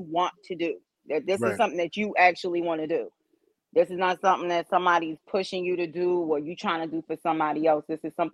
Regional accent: New York City, New York, United States; moved away as an adult; now in Raleigh, United States; I'm a Raleigh resident. I'm a New Yorker. I'm a Brooklynite

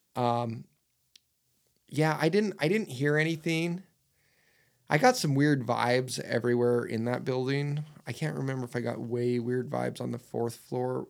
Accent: Utah, United States; I'm from Utah.

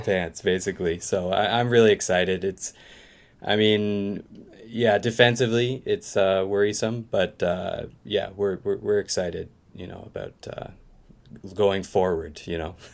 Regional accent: Eastern Canada, the Maritimes, Canada; moved away as an adult; now in Osaka, Japan; I'm originally from, uh, Eastern Canada, Maritimes.

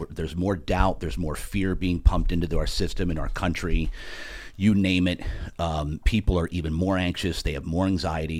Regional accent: New Jersey, United States; I'm from Jersey

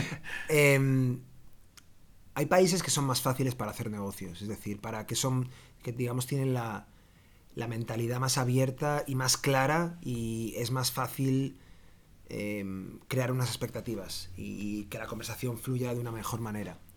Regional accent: Galicia, Spain; moved away as an adult; also born or lived in Dublin, Ireland; now in Barcelona, Spain; soy gallego

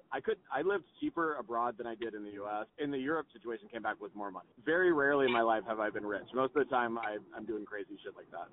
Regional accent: Texas, United States; moved away; I grew up in Texas

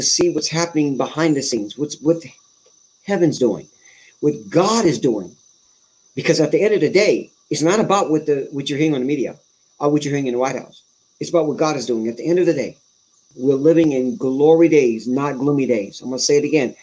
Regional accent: California, United States; I'm from California

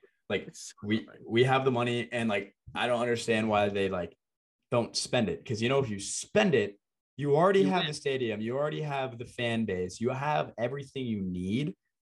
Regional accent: Florida, United States; we're both from Florida.

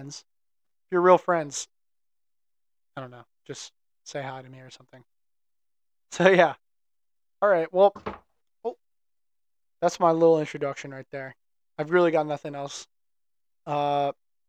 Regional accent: Pittsburgh, Pennsylvania, United States; I'm from Pittsburgh, come from a big family

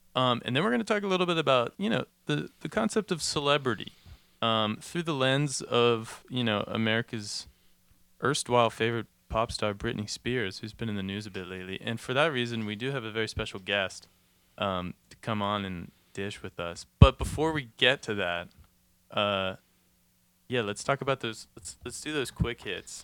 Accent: Pittsburgh, Pennsylvania, United States; moved away; I grew up in Pittsburgh, or like I'm from Pittsburgh

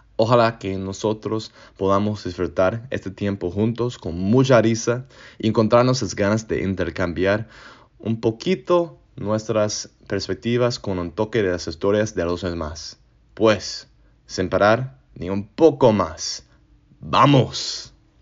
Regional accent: United States; Spanish is a second language; moved away as an adult; also born or lived in Colombia / Mexico; Soy estadounidense con un gran amor por todas las cosas de América Latina

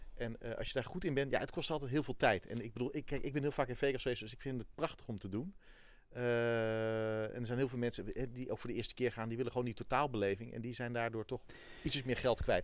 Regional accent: Netherlands; ik ben een Hollander

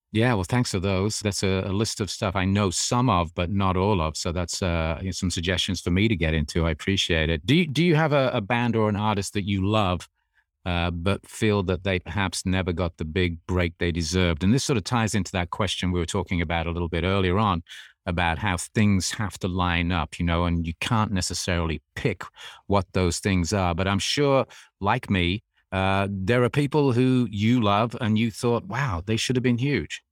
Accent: England, United Kingdom; growing up in England

